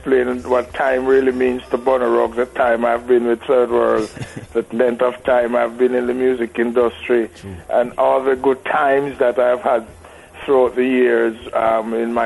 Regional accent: Jamaica; manners is a very important thing in us growing up in Jamaica

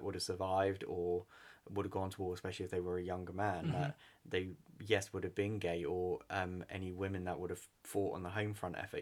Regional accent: United Kingdom; being British

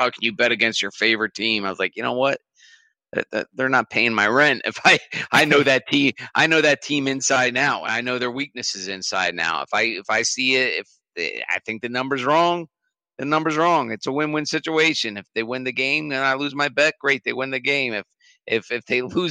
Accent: Philadelphia, Pennsylvania, United States; I'm from Philadelphia.

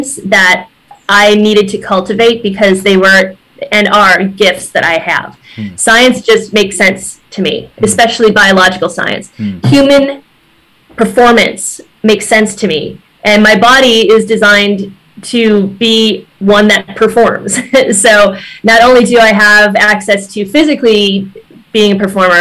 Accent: Wisconsin, United States; moved away as an adult; also born or lived in San Francisco, California / Beverly Hills, California; I recently relocated back to my home state of Wisconsin

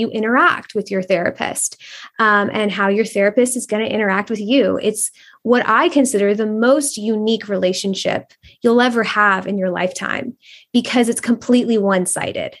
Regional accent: Northern California, United States; moved away; I'm originally from Northern California where there's big, beautiful oaks

